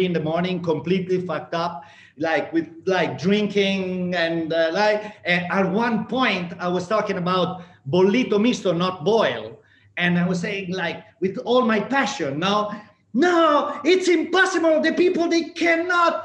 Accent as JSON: {"language": "English", "region": "Emilia-Romagna", "country": "Italy", "tie": "born or raised there", "said": "growing up in Emilia-Romagna"}